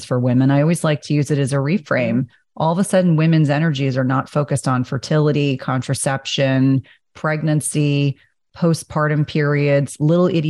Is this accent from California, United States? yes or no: no; New Jersey, United States; I grew up in Jersey